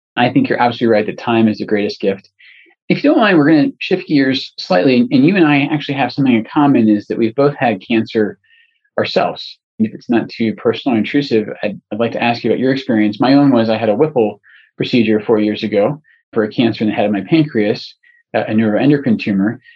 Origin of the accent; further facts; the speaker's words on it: Scotland, United Kingdom; moved away; And I'm originally from Scotland, and so I, I know a tiny bit of Gaelic.